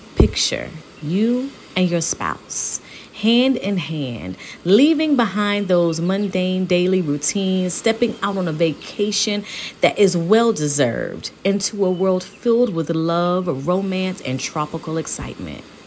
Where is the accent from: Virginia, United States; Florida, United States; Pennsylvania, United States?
Florida, United States; moved away; We were from Florida originally.